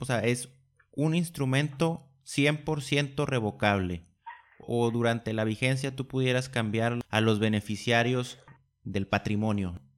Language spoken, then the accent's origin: Spanish; Mexico; nos esperan como mexicanos